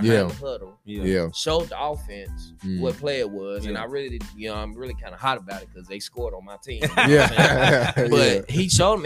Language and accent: English; Nashville, Tennessee, United States; moved away as an adult; also born or lived in Houston, Texas; I could have stayed in Nashville and coached high school ball